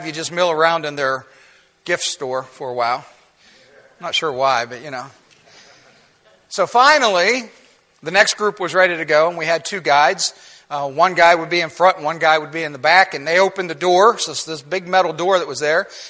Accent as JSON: {"language": "English", "region": "Ohio", "country": "United States", "tie": "born or raised there", "also_born_or_lived": "Virginia", "moved": "yes", "said": "I grew up in Ohio"}